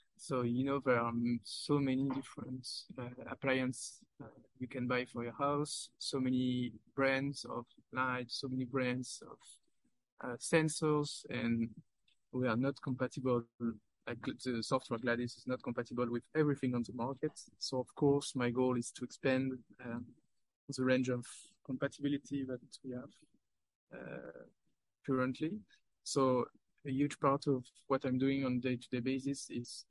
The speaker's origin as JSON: {"language": "English", "country": "France", "said": "I'm from France"}